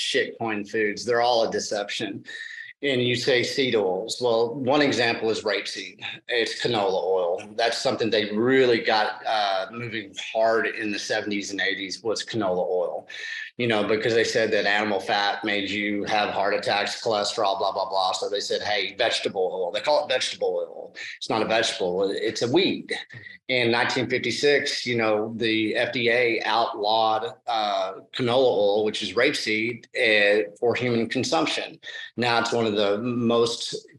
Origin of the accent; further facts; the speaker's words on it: Texas, United States; I'm from Texas